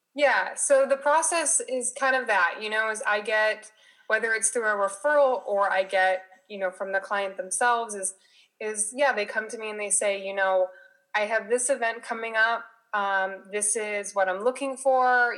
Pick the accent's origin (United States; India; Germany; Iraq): United States; Las Vegas, Nevada; moved away as an adult; now in San Diego, United States; I live in San Diego, California, but I was originally from Las Vegas. I came to San Diego for school